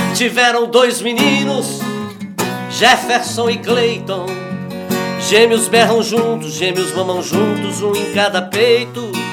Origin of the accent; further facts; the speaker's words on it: Varginha, Minas Gerais, Brazil; eu sou de Varginha